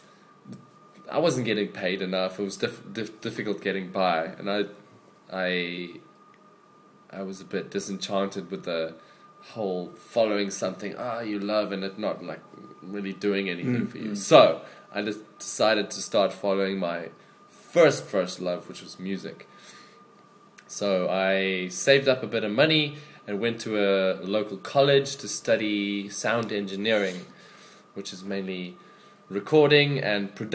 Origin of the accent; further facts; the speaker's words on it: Richards Bay, KwaZulu-Natal, South Africa; moved away as an adult; also born or lived in Cape Town, South Africa; now in Changzhou, China; Grew up in a industrial town on the east coast of South Africa called Richards Bay